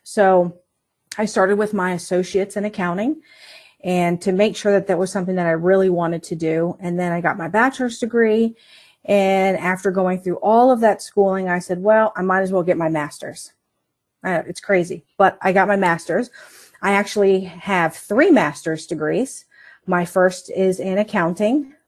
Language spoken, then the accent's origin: English; Northern Virginia, United States; moved away as an adult; also born or lived in Colorado; now in Martinsburg, United States; I was born in Colorado at an Air Force base. My dad was in the Air Force, and, uh, he decided to move us, when I say us, it's the whole family to Virginia. And we lived in Northern Virginia, uh, for about twenty-seven years